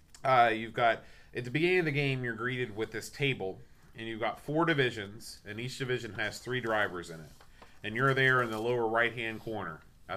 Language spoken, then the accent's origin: English; United States; I don't know if it's because I'm American and, Formula One isn't that big over here.